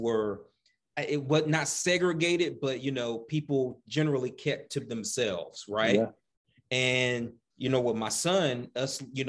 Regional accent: Danville, Virginia, United States; moved away as an adult; now in Arizona, United States; growing up in Virginia, you know, and specifically Danville

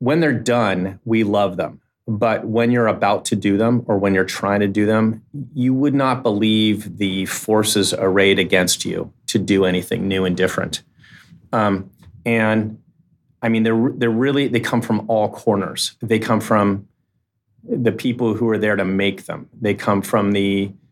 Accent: San Francisco, California, United States; also born or lived in Menlo Park; I grew up in Silicon Valley. I grew up in Menlo Park and in San Francisco.

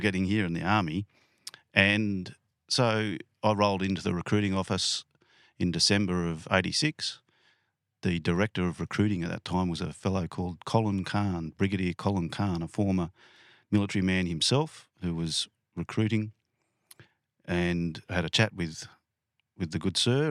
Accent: lower Blue Mountains, New South Wales, Australia; also born or lived in Penrith, New South Wales / Canberra; I grew up in the lower Blue Mountains

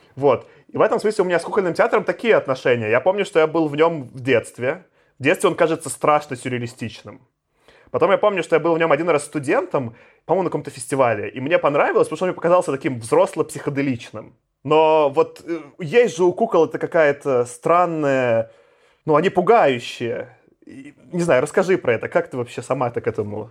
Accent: Belarus; now in Moscow, Russia; я как белорус, я живу там последние 14 лет в Москве

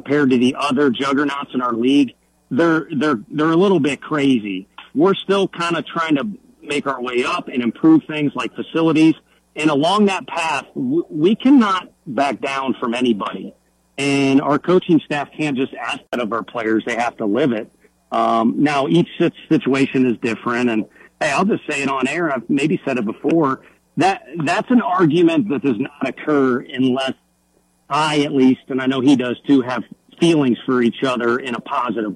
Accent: St. Louis, Missouri, United States; moved away; growing up in St. Louis

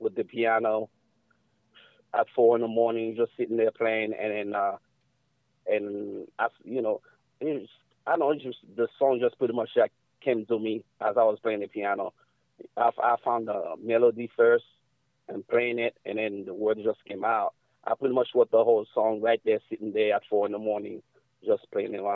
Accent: New York City, New York, United States; also born or lived in Haiti; I grew up in New York, so I was out there since I was 5 years old

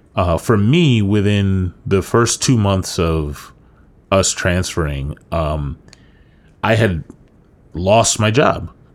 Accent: New York, United States; moved away as an adult; now in Florida, United States; you and I moved down to Florida from New York

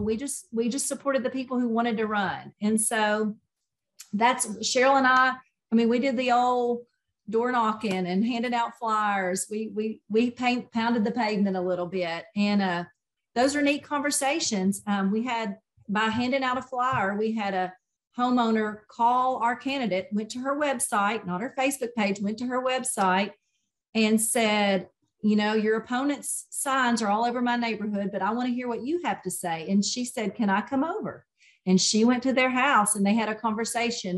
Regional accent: Nashville, Tennessee, United States; now in East Tennessee, United States; I grew up in Nashville, um, walked to school

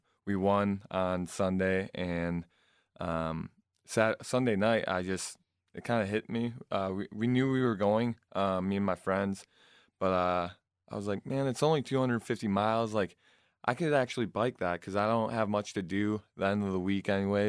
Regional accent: Flushing, Michigan, United States; also born or lived in South Carolina; I'm from Flushing, Michigan. I graduated there. My family currently lives in South Carolina right now, though.

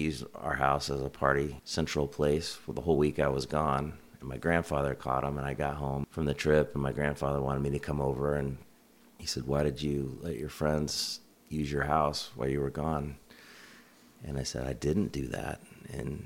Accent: Kansas, United States; moved away as an adult; also born or lived in Washington, D.C.; now in Pacific Northwest, United States; I grew up in Kansas, where I lived till I was 25.

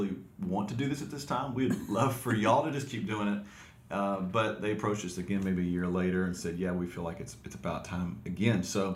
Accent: Alexandria, Louisiana, United States; also born or lived in Waxahachie, Texas; we got married and moved back to Alexandria, Louisiana, where my parents were pastoring a church

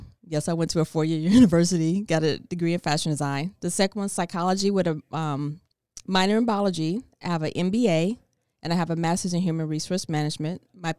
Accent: Chicago, Illinois, United States

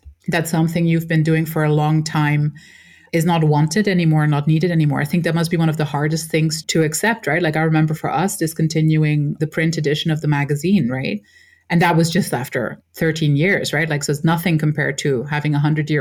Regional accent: Switzerland; We were born and raised in Switzerland as a mix from an Egyptian father and a Dutch mother

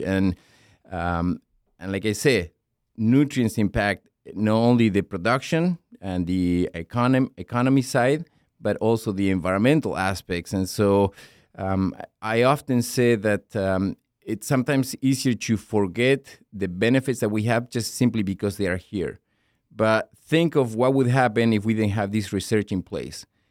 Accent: La Pampa, Argentina; moved away as an adult; now in Minnesota, United States; I grew up in Argentina, in the Pampas region. My province actually is called La Pampa.

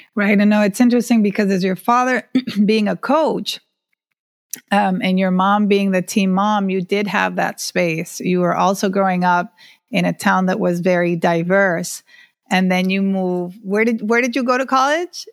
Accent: Honduras; now in Miami, United States; I grew up in Honduras, being, um, one of few female athletes even in, in high school

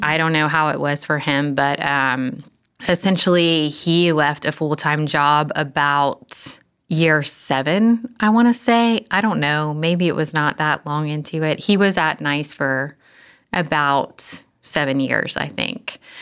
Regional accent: Florida, United States; moved away as an adult; now in Franklin, United States; we are from Florida and moved to Nashville, well, Franklin, about ten years ago now

